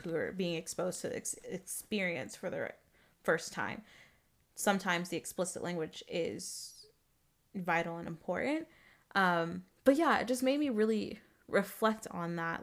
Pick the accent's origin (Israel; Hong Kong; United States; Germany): United States; Arizona; I'm a black girl growing up in Arizona